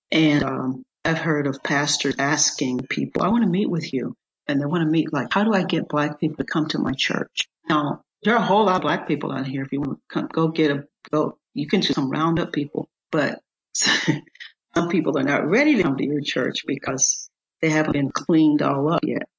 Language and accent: English; United States; as an American